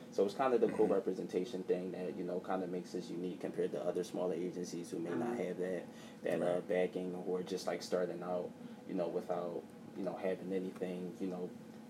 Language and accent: English; Philadelphia, Pennsylvania, United States; But, you know, the Sixers, that's definitely my hometown team. And I root for them, too.